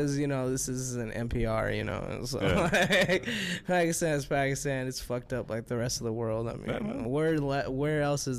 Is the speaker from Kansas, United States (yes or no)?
yes; Kansas, United States; No, I grew up in the U.S. I was born in Kansas.